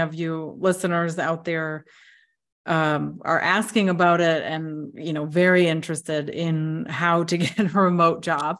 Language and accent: English; United States; now in Lithuania; my home country of the United States